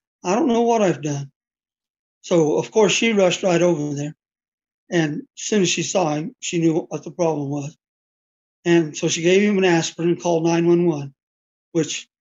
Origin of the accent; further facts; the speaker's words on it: Mountainair, New Mexico, United States; I was born in a small town called Mountain Air, New Mexico